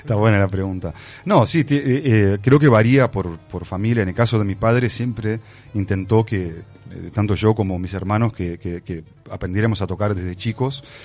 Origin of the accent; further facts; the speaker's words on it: Brazil; moved away; also born or lived in Uruguay; fui criado en Brasil